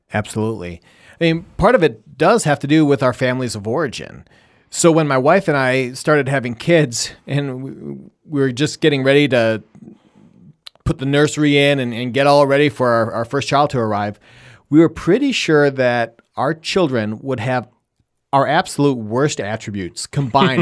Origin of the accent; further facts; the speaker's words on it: Wisconsin, United States; also born or lived in Michigan / Colorado / Chicago / Washington, D.C.; now in Rochester, Minnesota, United States; I think of myself as a cheesehead from Wisconsin, and because that's where I grew up.